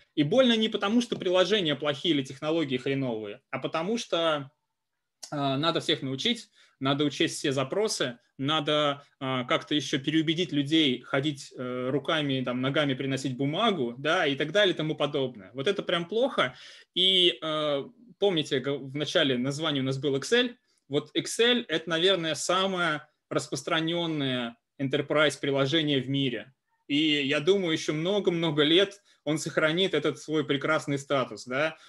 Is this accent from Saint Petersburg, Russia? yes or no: no; Kursk, Kursk Oblast, Russia; moved away as an adult; also born or lived in Moscow; я родом из Курска, есть такой прекрасный город э, в э, России